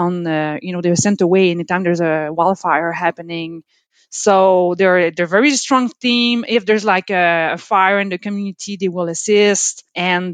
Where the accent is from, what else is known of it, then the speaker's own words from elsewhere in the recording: Quebec, Canada; accent: French; first language French; English is a second language; now in Dartmouth, Canada; I'm from Quebec. So my mother tongue is French, from Quebec